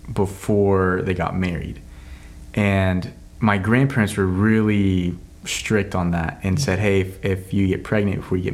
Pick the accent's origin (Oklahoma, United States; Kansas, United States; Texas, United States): Oklahoma, United States; Altus; moved away as an adult; also born or lived in Weatherford, Oklahoma / Tulsa, Oklahoma / Shawnee, Oklahoma / Mexico; I grew up in Altus, Oklahoma from the age of 5 all the way up to 18